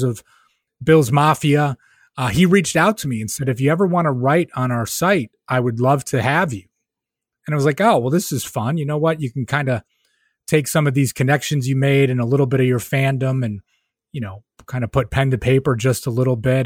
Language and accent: English; Rochester, New York, United States; moved away as an adult; now in Albany area, United States; I'm from Rochester, New York, right? So growing up in Rochester